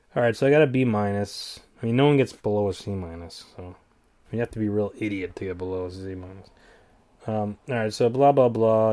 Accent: New England, United States; I'm from New England

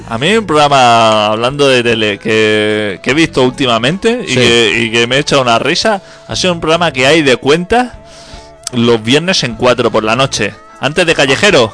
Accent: Catalonia, Spain

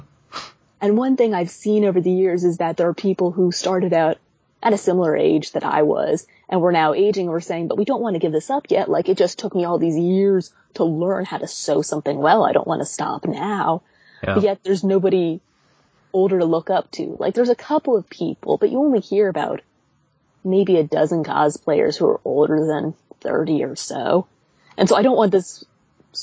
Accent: United States; as an American cosplayer

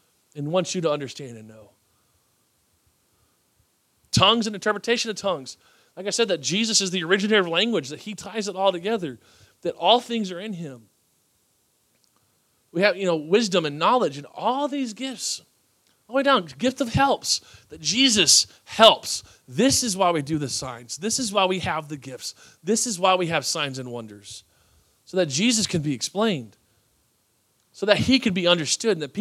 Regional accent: Texas, United States; I'm from Texas

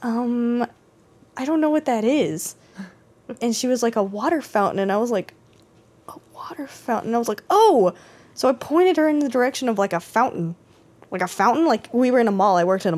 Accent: Texas, United States; moved away; also born or lived in Rhode Island; made fun of for being …an there. Like, my nickname was ….

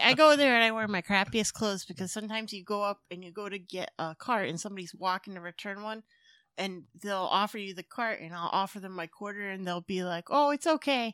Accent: Springfield, Massachusetts, United States; I'm from Springfield

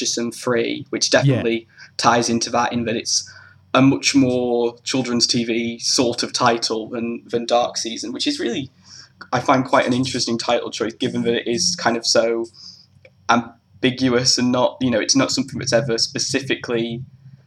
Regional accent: England, United Kingdom; growing up in England

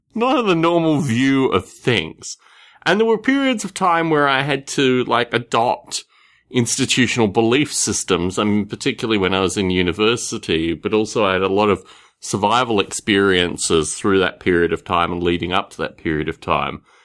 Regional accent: Australia; The environment that I grew up in Australia was, in one sense, quite idyllic

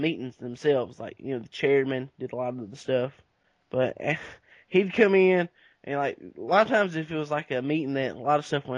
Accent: Cowan Falls, Georgia, United States; my hometown, Cowan Falls

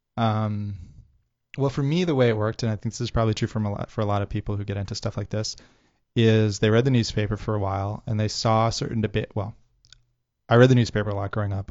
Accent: Worcester, Massachusetts, United States; growing up in Worcester

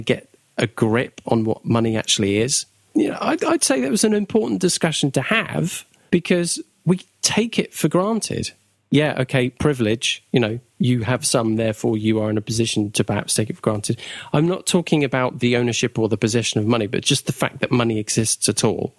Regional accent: United Kingdom; we're British

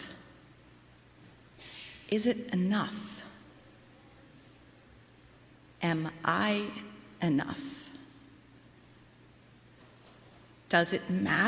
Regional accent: Midwest, United States; now in Brooklyn, United States; I grew up in the Midwest

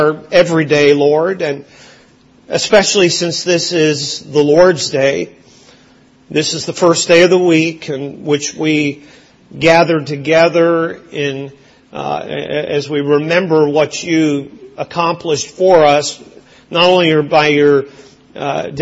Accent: Lower Fraser Valley, British Columbia, Canada; also born or lived in Brampton, Ontario; now in Windsor, Canada; Where I grew up in Western Canada, in the Lower Fraser Valley of British Columbia, it was and is the raspberry capital of Canada.

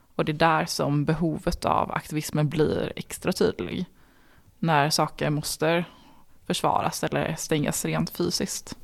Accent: Värmland, Sweden; Som är värmlänning

